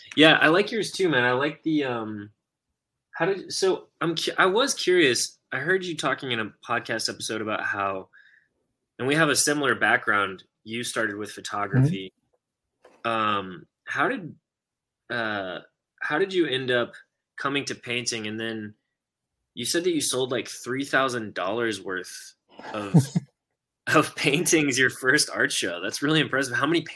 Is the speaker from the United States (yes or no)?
yes; Houston, Texas, United States; I'm originally from Houston and I hate the Dallas sports world.